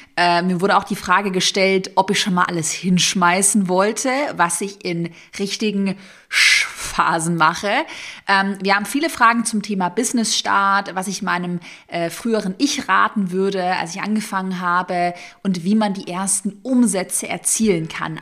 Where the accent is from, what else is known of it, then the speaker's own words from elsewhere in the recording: Tübingen, Baden-Württemberg, Germany; also born or lived in Sigmaringen; Ich bin ja in Sigmaringen, falls es irgendjemandem was sagt, bin ich geboren und aufgewachsen in Tübingen